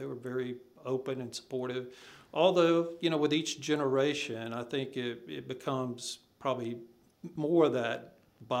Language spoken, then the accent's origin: English; Enterprise, Alabama, United States; moved away as an adult; also born or lived in North Carolina / Charlotte, North Carolina / Hattiesburg, Mississippi / Troy, Alabama; now in Nashville, United States; growing up in Enterprise, Alabama